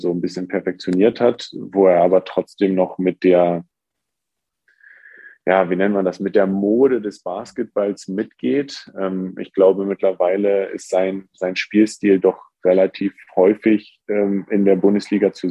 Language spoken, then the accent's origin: German; Braunschweig, Lower Saxony, Germany; born there; now in Hamburg, Germany; obwohl Braunschweig meine Geburtsstadt ist. Es ist doch so, dass Hamburg für mich meine Heimat geworden ist